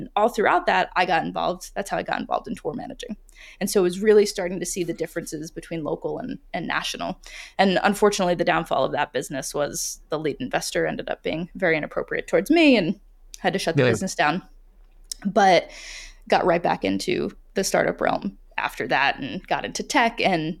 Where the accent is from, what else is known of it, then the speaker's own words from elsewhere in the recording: Rhode Island, United States; growing up in Rhode Island, a lot of kids were going to Brown. They were going to Yale.